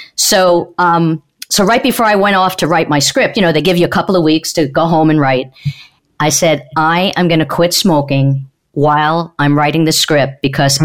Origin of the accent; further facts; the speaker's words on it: Long Island, New York, United States; also born or lived in Queens / Manhattan; I grew up in Long Island with a lot of rough crowd